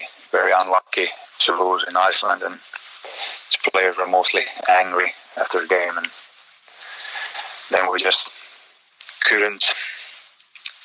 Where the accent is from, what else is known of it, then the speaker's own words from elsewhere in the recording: Finland; I'm from Finland